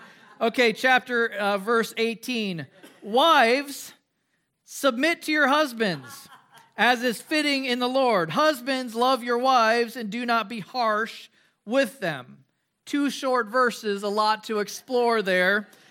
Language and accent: English; Midwest, United States; One of the things that I enjoyed growing up in the Midwest, we had a lot of ponds and lakes.